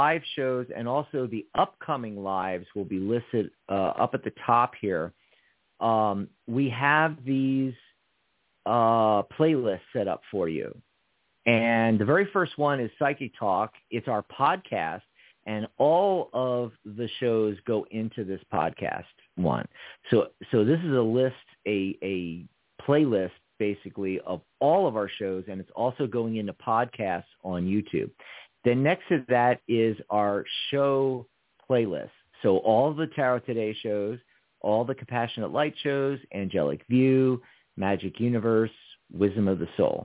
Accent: Philadelphia, Pennsylvania, United States; moved away as an adult; now in Tucson, United States; around Philadelphia, where I grew up

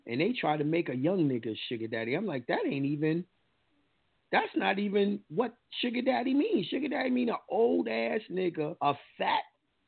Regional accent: New York, United States; accent: New York; I got my accent from New York

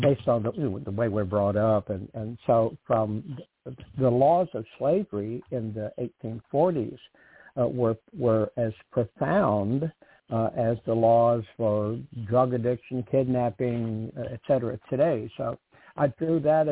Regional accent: the South, United States; I was brought up in the South

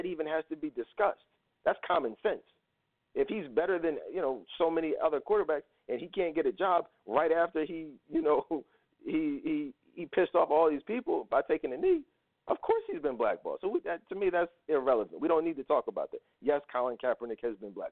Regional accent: Philadelphia, Pennsylvania, United States; I'm from Philly.

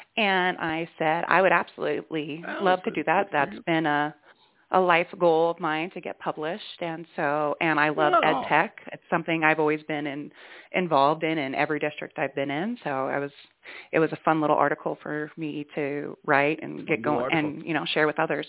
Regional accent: Washington, United States; moved away as an adult; also born or lived in Oregon; now in Victor, United States; I was actually born and raised in Washington and then have spent most of my education career in Oregon, on the Oregon coast. And then we just moved to Montana a couple of years ago.

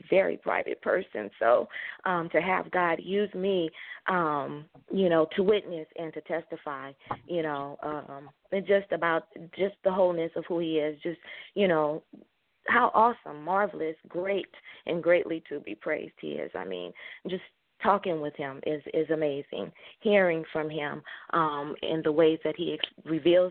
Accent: Southern California, United States; I'm a true Californian. I've lived Southern California, born and raised, and I moved to Northern California

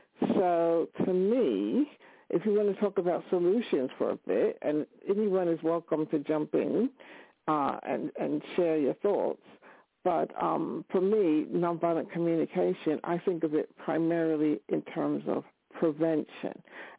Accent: New York City, New York, United States; now in United Kingdom; I was born in New York City. I grew up in New York

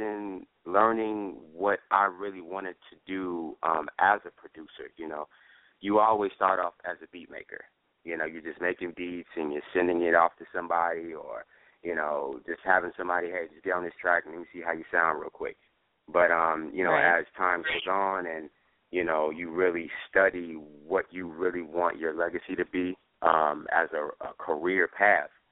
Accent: New York, United States; now in Atlanta, United States; I'm from New York

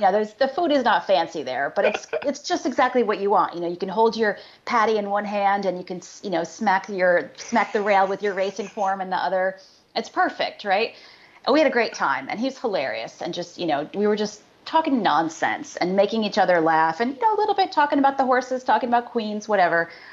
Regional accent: Syracuse, New York, United States; I grew up in uh, upstate New York, outside of Syracuse

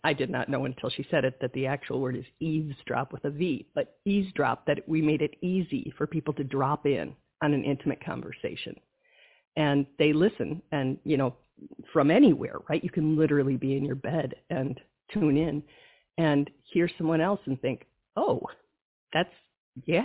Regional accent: Wisconsin, United States; I'm from Wisconsin

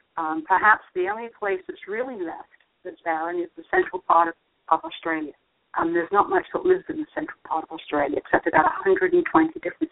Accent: London, United Kingdom; moved away as an adult; also born or lived in northern New Jersey / Washington, D.C. / Charlotte, North Carolina; now in Richmond, United States; I remember growing up in London playing with unexploded bombs the Germans had dropped.

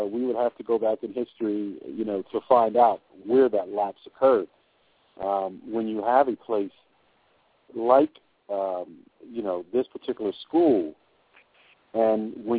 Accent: Trenton, New Jersey, United States; growing up in Trenton

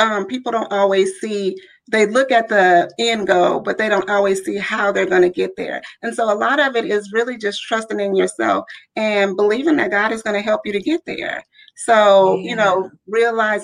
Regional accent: Louisiana, United States; now in Richmond, United States; I am originally from Louisiana

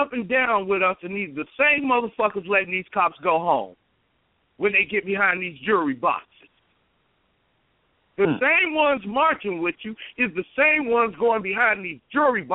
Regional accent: Chicago, Illinois, United States; now in Champaign, United States; I'm from Chicago, but I've been in Champaign 30 years.

